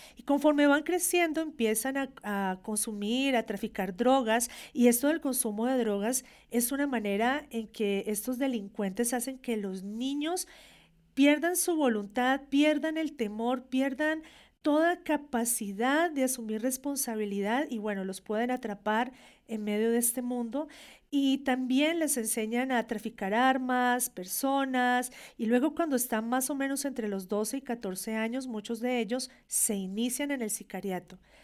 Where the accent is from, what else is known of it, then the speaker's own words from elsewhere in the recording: Colombia; Nosotros como colombianos